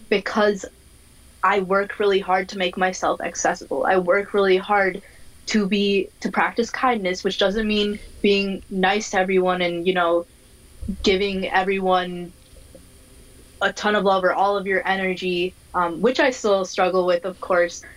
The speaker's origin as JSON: {"language": "English", "region": "Minnesota", "country": "United States", "tie": "born or raised there", "said": "I am from Minnesota. I was born and raised here"}